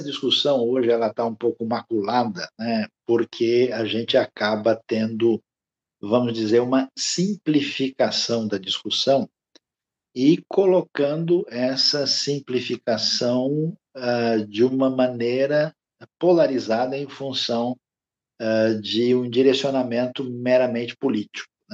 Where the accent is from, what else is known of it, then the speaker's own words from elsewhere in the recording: Brazil; nós, como é, brasileiros